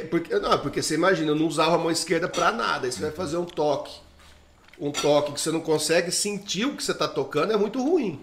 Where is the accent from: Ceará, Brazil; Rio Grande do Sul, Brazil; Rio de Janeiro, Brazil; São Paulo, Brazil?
São Paulo, Brazil; Jales; moved away; eu vim do interior de São Paulo, de Jales. A minha escola é de Jales